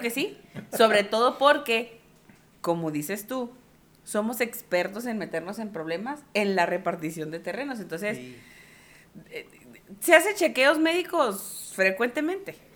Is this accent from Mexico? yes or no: yes; northern Mexico, Mexico; nosotros como personas norteñas